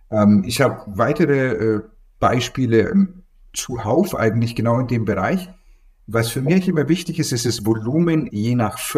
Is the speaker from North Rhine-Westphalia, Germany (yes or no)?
no; Bavaria, Germany; Ja, ich nehme immer Bier. Also ich bin aus Franken.